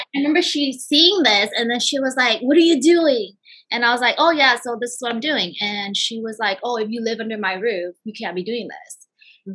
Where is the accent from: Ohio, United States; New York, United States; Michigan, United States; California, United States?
California, United States; Bay Area; moved away as an adult; now in Southern California, United States; I am from the Bay Area originally, and I have lived in Southern California now for about like seven years